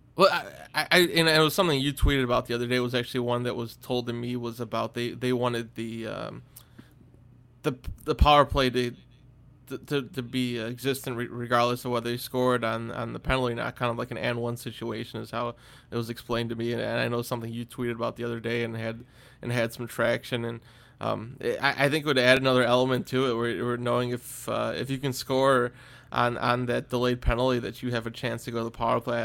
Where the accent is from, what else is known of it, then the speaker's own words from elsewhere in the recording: United States; as an American